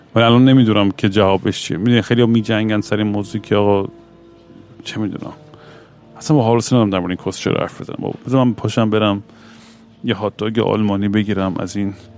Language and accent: Persian; Iran; moved away; also born or lived in Vancouver; تو بچگیمون تو ایران